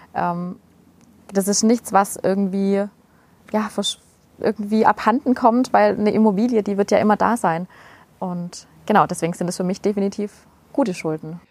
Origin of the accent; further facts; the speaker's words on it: Schorndorf, Baden-Württemberg, Germany; accent: Swabian; first language Swabian; komme aus dem Raum Schondorf